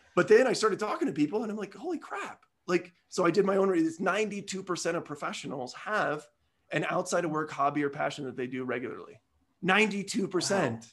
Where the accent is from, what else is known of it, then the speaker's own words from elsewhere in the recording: Midwest, United States; I'm a Midwesterner